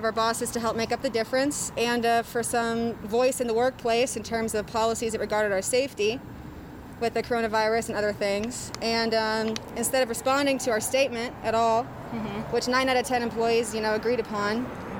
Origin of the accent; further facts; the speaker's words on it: New Zealand; I'm Kiwi, yeah.